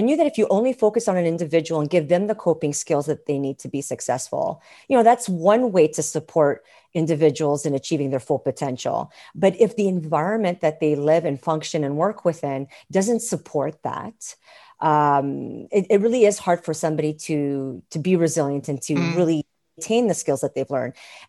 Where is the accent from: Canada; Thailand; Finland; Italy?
Canada; Montreal, Quebec; moved away as an adult; now in Alberta, Canada; I'm not originally from Alberta. I'm from a province called Quebec in a town called Montreal. And I moved here about 16 years ago to Alberta.